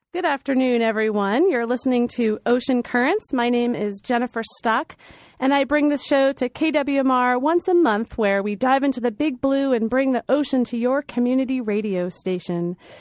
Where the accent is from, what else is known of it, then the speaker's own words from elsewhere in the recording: New York, United States; I'm from the New York, too